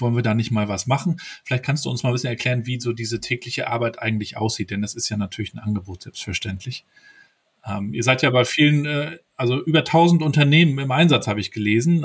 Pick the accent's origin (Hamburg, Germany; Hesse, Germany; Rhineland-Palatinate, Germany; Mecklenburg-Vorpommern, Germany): Mecklenburg-Vorpommern, Germany; also born or lived in Rostock; ich aus Mecklenburg-Vorpommern.